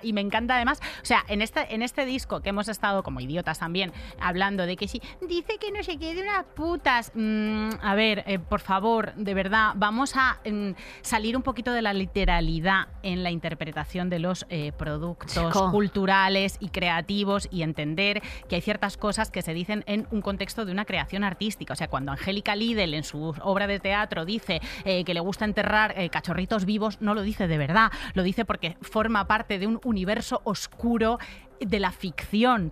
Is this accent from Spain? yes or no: yes; Madrid, Community of Madrid, Spain; Soy de Usera, born and raised en Usera.